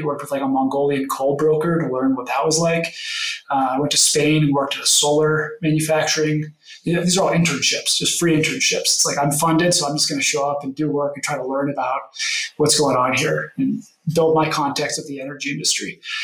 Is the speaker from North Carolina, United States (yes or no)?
no; Denver, Colorado, United States; I grew up in Denver here in an oil and gas family background